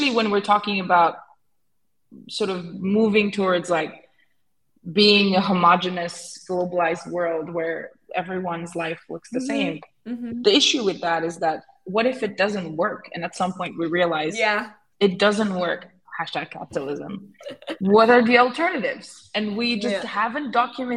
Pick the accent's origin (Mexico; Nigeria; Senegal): Senegal; I grew up in Senegal